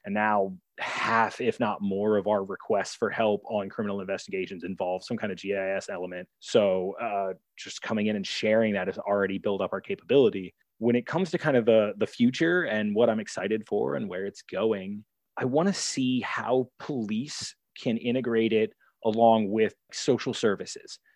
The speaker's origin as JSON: {"language": "English", "region": "Maryland", "country": "United States", "also_born_or_lived": "Albany, New York / New Jersey", "moved": "as an adult", "said": "I'm from Maryland, so I went back to Baltimore City"}